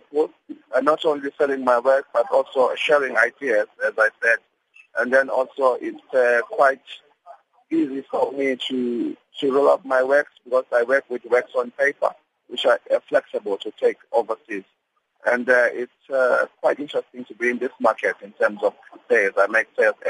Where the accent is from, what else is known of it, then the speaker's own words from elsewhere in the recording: Durban, KwaZulu-Natal, South Africa; I'm from Devon